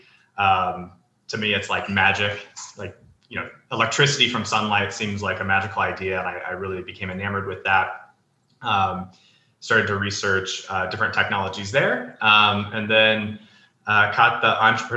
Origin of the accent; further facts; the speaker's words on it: Independence, Missouri, United States; moved away as an adult; also born or lived in Nashville, Tennessee; I grew up in the Midwest. So my hometown is Independence, Missouri